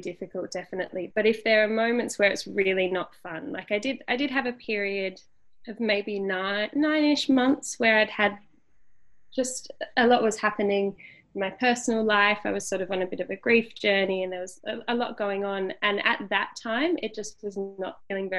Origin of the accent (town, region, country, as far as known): Tasmania, Australia; born or raised there; moved away as an adult; also born or lived in Sydney